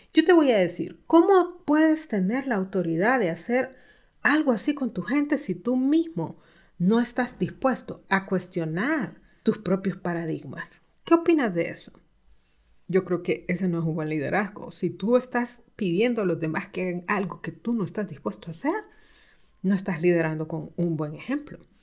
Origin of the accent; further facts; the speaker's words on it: Honduras; en mi país, en Honduras, donde vivo